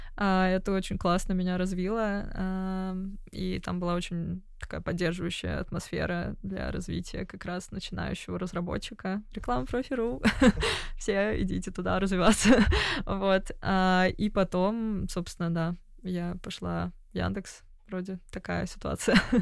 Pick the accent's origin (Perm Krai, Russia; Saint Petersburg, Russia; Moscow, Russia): Moscow, Russia; moved away as an adult; now in London, United Kingdom; я родилась в Москве, я люблю Москву